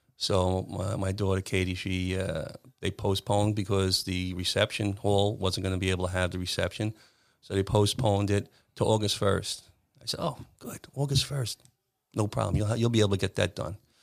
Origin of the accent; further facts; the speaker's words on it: Williston Park, New York, United States; I grew up in Williston Park